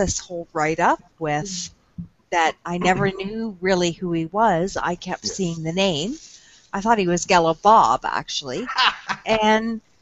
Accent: United Kingdom; So, I'm Welsh and Scottish, and I speak how I speak

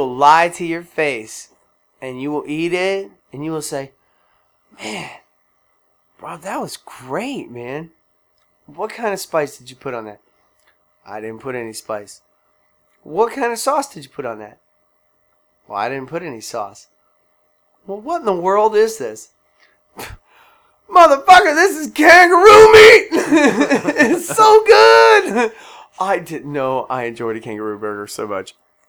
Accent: Tennessee, United States; I'm just from Tennessee, where every bird crosses in my front yard.

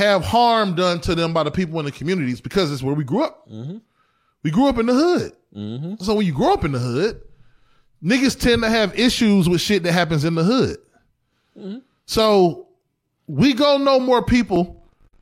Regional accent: East Cleveland, Ohio, United States; we grew up in East Cleveland

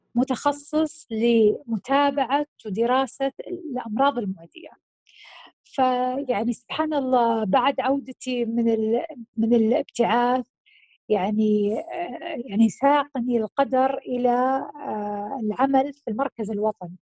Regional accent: Saudi Arabia; also born or lived in United Kingdom; عندنا في السعودية وانا هذيك في هذيك الفتره ما كنت موجوده بالسعوديه

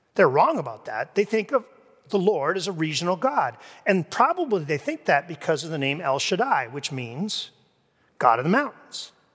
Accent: Kingston, Ontario, Canada; moved away as an adult; now in Grand Rapids, United States; I first came to Grand Rapids, uh, from my hometown, Kingston, Ontario

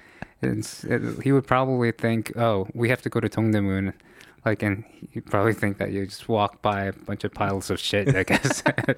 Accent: New York, United States; But I, you know, spoke English. You know, born and raised in New York.

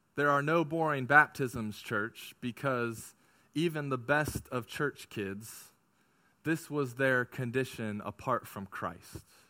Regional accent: California, United States; I grew up in California

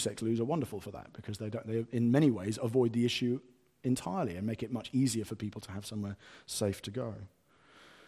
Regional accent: United Kingdom; I am white British

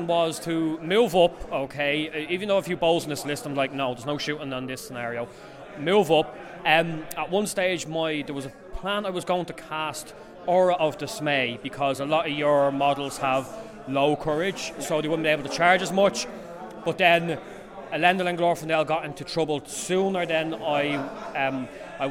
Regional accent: Ireland; accent: Irish; My Irish accent, I have to be clear here, 3 threes, okay? So we are in Dublin, we say tree, we pronounce three

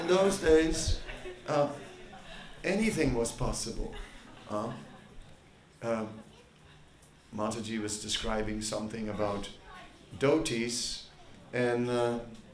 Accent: Netherlands; moved away; I am from Holland

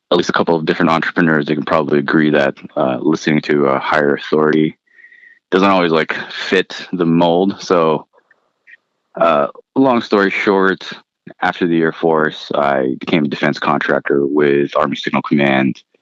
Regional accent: Philippines; moved away; my family and I immigrated from the Philippines and then I'm a product of public school education

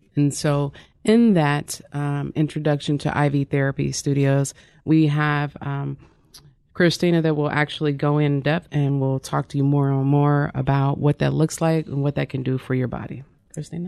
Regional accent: Wyandotte County, Kansas, United States; I'm originally from Wandauk County, Kansas

